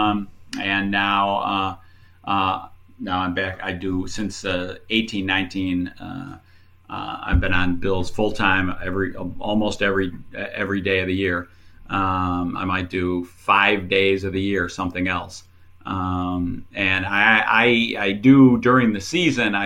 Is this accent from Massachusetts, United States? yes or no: no; Buffalo, New York, United States; I was born and raised in Buffalo